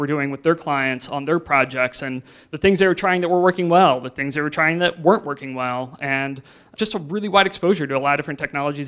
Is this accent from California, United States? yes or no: no; Lexington, Ohio, United States; But I grew up near Mansfield, like halfway between here in Cleveland, very specifically in Lexington, which isn't really known for much at all